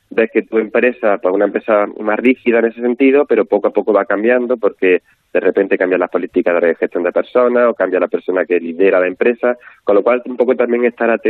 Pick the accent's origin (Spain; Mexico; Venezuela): Spain; Galicia; yo siempre, Belén, como buena gallega, siempre digo